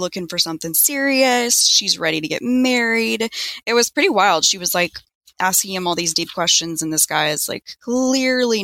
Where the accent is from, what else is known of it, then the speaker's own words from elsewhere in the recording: Mississippi, United States; I'm from Mississippi